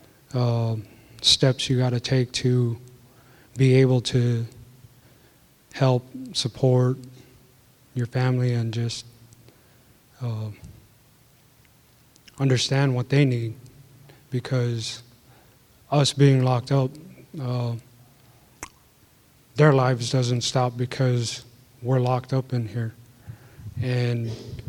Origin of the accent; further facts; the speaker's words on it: Utqiagvik, Alaska, United States; I'm originally from Utqiagvik, formerly known as Barrow